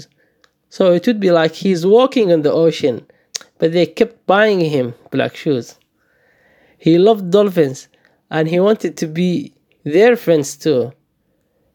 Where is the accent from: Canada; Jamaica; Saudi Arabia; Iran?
Saudi Arabia; moved away as an adult; also born or lived in Somalia; now in Melbourne, Australia; I was born in Somalia, and I fled the country with my family due to the civil war. I grew up in the Middle East in Saudi Arabia, and I moved to Melbourne 4 years ago.